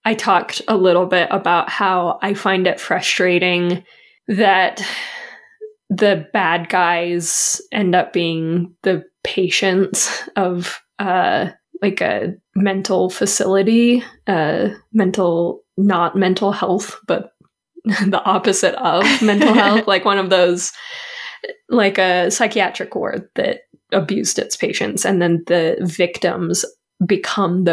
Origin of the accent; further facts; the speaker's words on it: United States; We're from America.